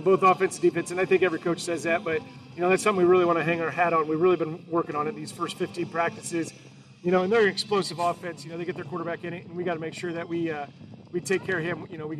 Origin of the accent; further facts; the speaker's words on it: Northwest Iowa, United States; My hometown's still 3 hours away up from Northwest Iowa